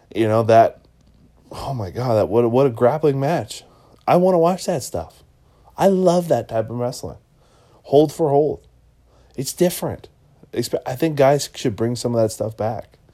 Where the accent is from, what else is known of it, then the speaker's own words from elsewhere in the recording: Washington, United States; I'm from Washington State